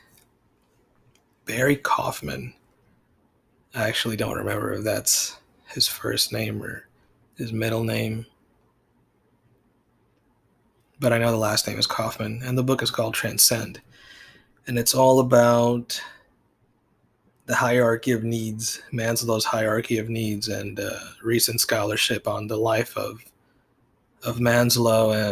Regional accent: Puerto Rico; all through my life, growing up in Puerto Rico

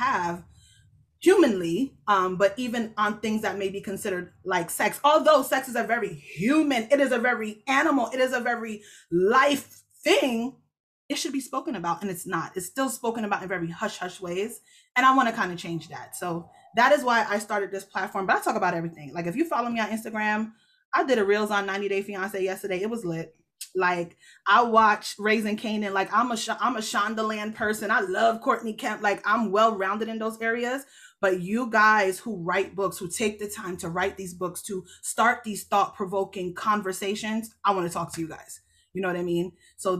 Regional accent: Jamaica; I'm Jamaican. So the church I go to is Jamaican

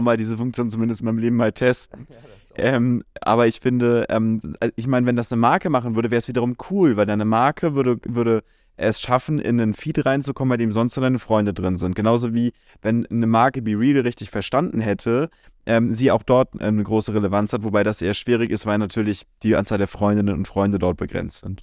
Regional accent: Germany; bei uns in Deutschland

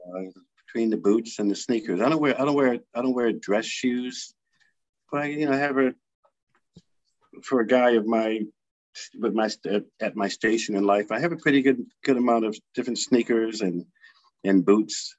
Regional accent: Providence, Rhode Island, United States; I grew up here in in Providence

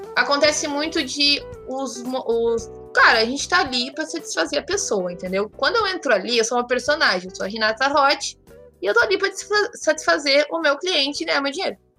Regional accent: Porto Alegre, Rio Grande do Sul, Brazil; E eu sou de Porto Alegre, moro aqui no, no sul, nesse frio dos infernos

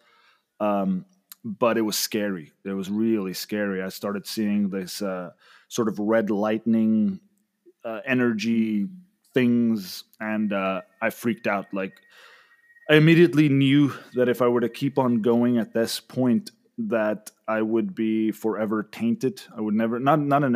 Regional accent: South Africa; also born or lived in Mexico City, Mexico / Sayulita, Mexico; now in Monterrey, Mexico; I'm originally from South Africa, but I'm currently living in Mexico

